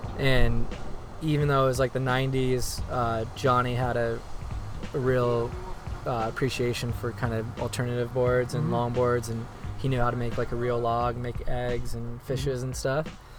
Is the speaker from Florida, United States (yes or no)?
yes; Jacksonville, Florida, United States; also born or lived in Cape Canaveral, Florida / Satellite Beach, Florida / South Carolina; Then I lived in South Carolina for about 5 years, and then we moved to Jacksonville when I was about 12.